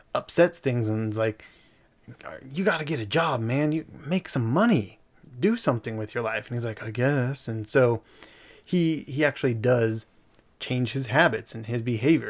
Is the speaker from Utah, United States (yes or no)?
yes; Eagle Mountain, Utah, United States; We grew up in Eagle Mountain for a, a large part of our life.